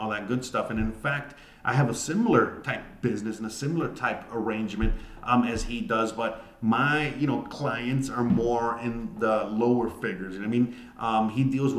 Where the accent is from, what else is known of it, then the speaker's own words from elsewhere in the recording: United States; moved away; I am an American, and I live abroad.